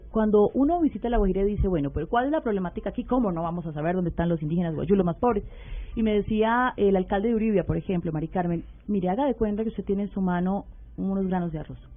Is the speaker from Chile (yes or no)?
yes; Chile; now in Colombia; Yo soy nacida en Chile, eh, ya, ya nacionalizada colombiana hace muchos años. Vivo hace 25 años en Colombia.